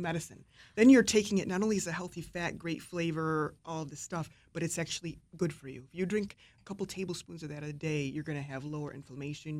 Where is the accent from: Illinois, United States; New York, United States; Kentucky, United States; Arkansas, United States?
New York, United States; my background is Italian American. I grew up in New York State